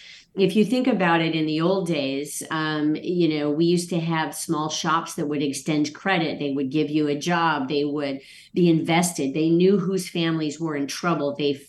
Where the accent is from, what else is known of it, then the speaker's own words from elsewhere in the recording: Okinawa, Japan; born there; I was born on Okinawa